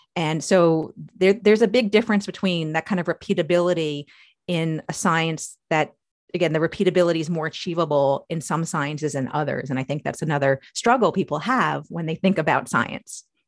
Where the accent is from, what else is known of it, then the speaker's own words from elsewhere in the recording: New York, United States; moved away as an adult; now in Maryland, United States; I'm from New York, although I wasn't born there, but I, I consider myself from New York because that's where my memories are. But I've spent my entire adult life in Maryland.